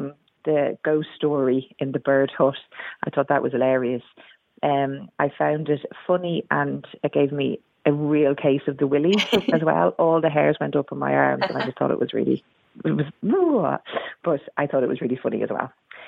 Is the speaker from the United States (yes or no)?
no; Dublin, Leinster, Ireland; now in Wirral, United Kingdom; I live up on the Wirral and I work as a paramedic, although I've been on mat leave forever, it feels. I moved over here from Ireland, from Dublin, 10 years ago